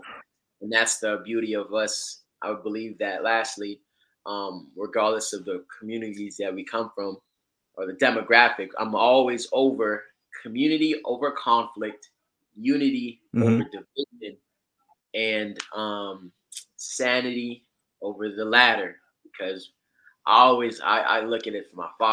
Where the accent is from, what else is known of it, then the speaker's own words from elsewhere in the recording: Florida, United States; also born or lived in Georgia; I am out here in Florida, raised in Georgia. Correction, born in Georgia, raised in Florida